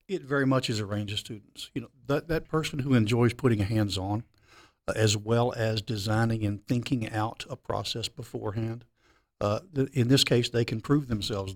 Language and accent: English; Memphis, Tennessee, United States; I'm born and raised in Memphis, Tennessee.